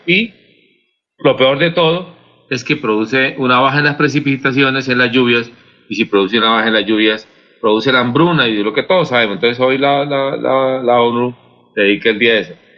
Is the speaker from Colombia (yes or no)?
yes; Santander, Colombia; como santandereano y como colombiano